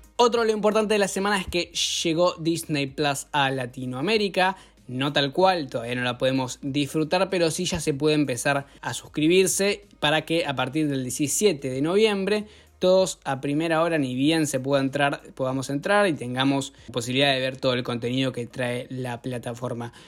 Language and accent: Spanish; Argentina